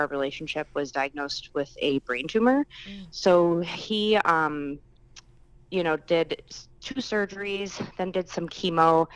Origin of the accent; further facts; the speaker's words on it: Fitchburg, Wisconsin, United States; also born or lived in Platteville, Wisconsin; I grew up in Fitchburg, Wisconsin, which is actually where I currently reside